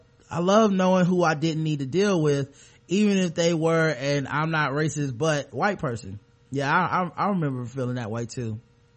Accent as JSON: {"language": "English", "region": "the South", "country": "United States", "said": "I'm from the South. We go to South Carolina every once in a while."}